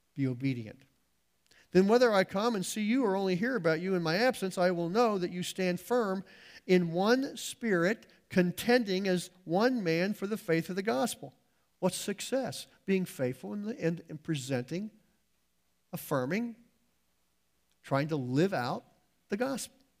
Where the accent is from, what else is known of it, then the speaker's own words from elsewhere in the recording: United States; we as American Christians